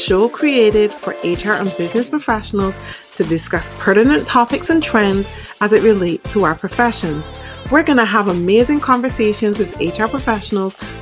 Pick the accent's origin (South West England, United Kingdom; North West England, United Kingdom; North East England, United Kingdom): North West England, United Kingdom; Manchester; moved away; In my hometown